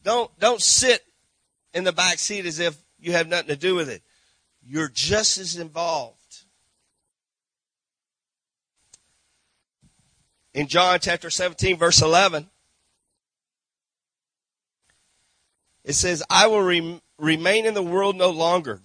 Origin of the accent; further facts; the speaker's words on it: Granbury, Texas, United States; moved away as an adult; now in St. Marc, Haiti; grew up in Granbury, Texas, with Lake Granbury here